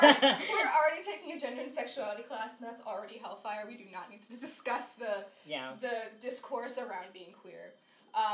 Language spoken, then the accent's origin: English; York, Pennsylvania, United States; now in Philadelphia, United States; I'm from York County, Pennsylvania